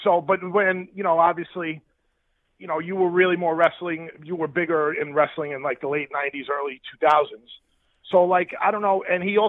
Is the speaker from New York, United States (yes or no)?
yes; Long Island, New York, United States; now in Buffalo, United States; I'm originally from Long Island